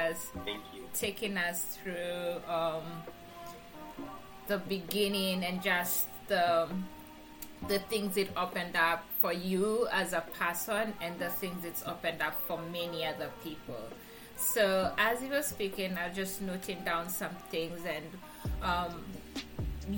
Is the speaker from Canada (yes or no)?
no; Kenya; moved away as an adult; now in United States; I'm from Kenya and I'm in the US for school.